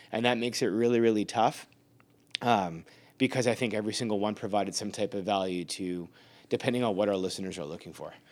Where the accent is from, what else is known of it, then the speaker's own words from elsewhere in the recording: Canada; So I'm Canadian, you're Canadian by default, by citizenship.